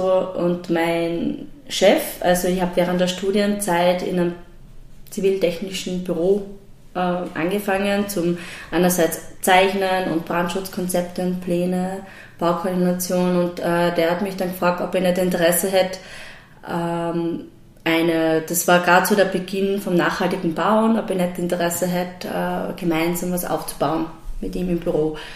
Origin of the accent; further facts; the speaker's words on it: Graz, Styria, Austria; also born or lived in Leoben; ich bin eigentlich ursprünglich aus Leoben ähm, und meine Eltern sind dann aber schon recht früh nach Graz ähm, gezogen und bin in Graz aufgewachsen und habe hab dort die Schule besucht und studiert